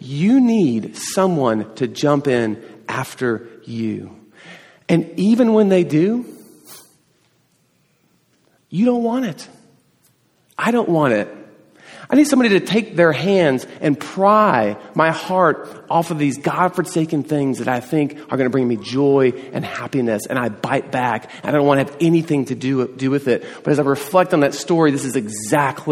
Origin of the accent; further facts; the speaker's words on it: East Tennessee, United States; I grew up in East Tennessee